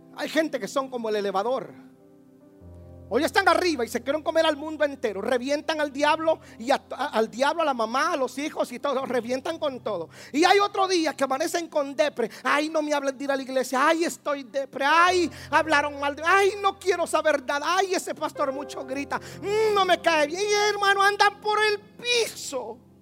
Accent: Guatemala; En mi país hay una élite que se llama los caiviles.

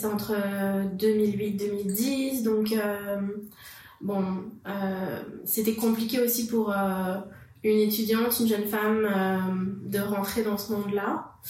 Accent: France; moved away as an adult; now in Quebec, Canada; je suis française d'origine. Je suis arrivée au Québec en 2012

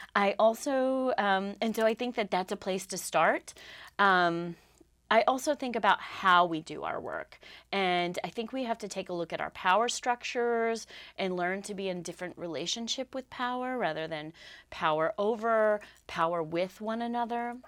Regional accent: Southwest, United States; also born or lived in Lamoille County, Vermont; now in Vermont, United States; I grew up out in the Southwest

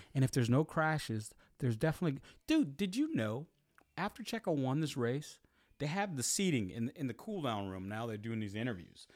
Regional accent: United States; I'm American

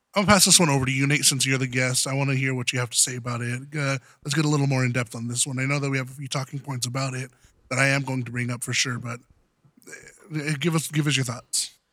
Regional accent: Southern California, United States; I'm from Southern, Southern California

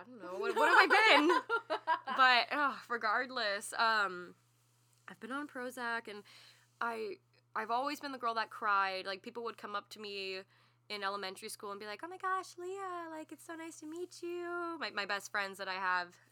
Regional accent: Texas, United States; we're from the South

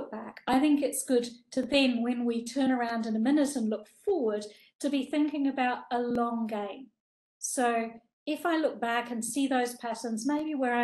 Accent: New Zealand; I grew up in New Zealand

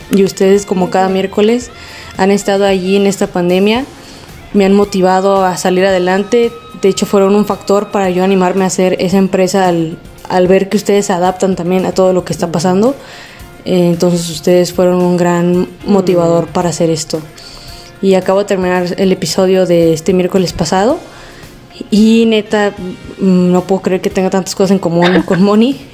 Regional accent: Guadalajara, Jalisco, Mexico; soy de Guadalajara, Jalisco

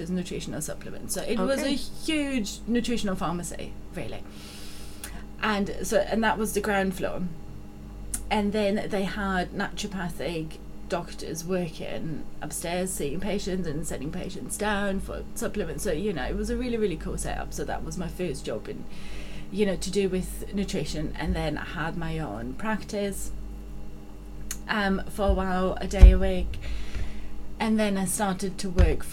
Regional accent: Austria; now in United Kingdom; So I grew up in Austria. Hence the funny accent.

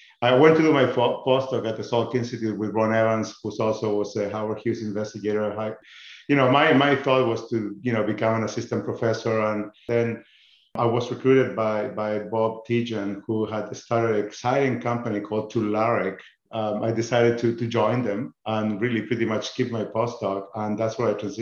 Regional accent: northern Patagonia, Chile; moved away as an adult; now in United States; I grew up in a beautiful town in Chile, in the northern Patagonia

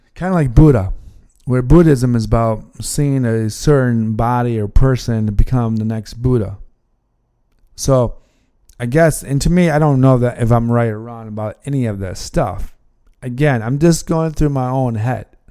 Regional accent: United States; as American

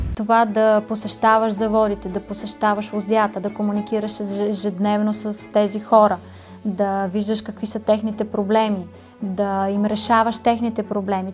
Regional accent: Troyan, Lovech Province, Bulgaria; Аз съм от Троян. Много обичам родния ми град.

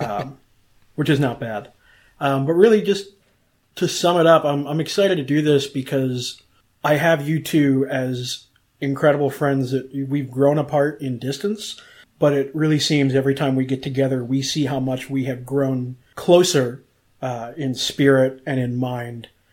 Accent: Cleveland, Ohio, United States; moved away as an adult; now in Orlando, United States; growing up in Cleveland, living on both the east, south, and west sides of town

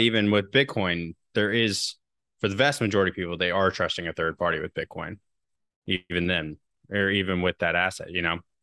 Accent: United States; as an American

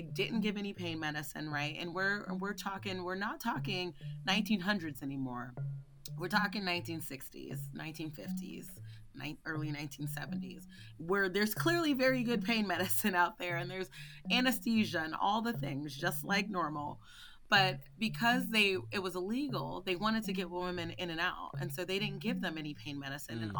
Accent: Philadelphia, Pennsylvania, United States; growing up in Philly

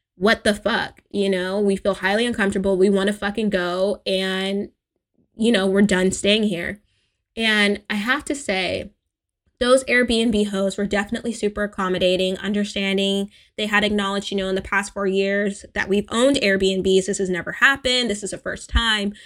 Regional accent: California, United States; as an American, as a spoiled Californian

